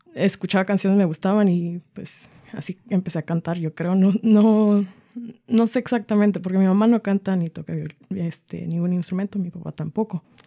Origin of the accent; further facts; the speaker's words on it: Arlington, Washington, United States; also born or lived in Everett, Washington; vivo en la ciudad de Everett, nací en Arlington, soy del estado de Washington